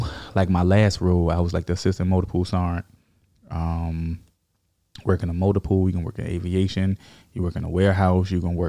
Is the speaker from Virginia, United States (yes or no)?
yes; Richmond, Virginia, United States; Yeah, Richmond, Virginia.